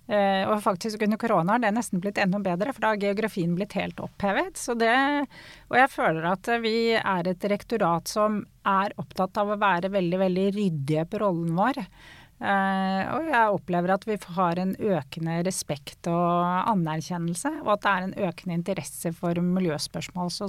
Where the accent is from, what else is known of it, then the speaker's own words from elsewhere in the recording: Norway; Og jeg er eh, som nordmenn flest eh, glad i naturen og glad å komme meg ut på tur.